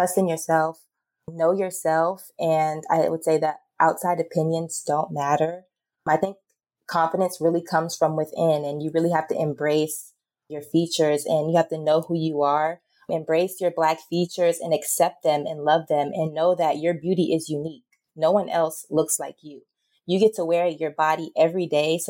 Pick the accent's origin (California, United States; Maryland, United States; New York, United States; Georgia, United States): Georgia, United States; Atlanta; I grew up in the South in Georgia, Atlanta, Georgia.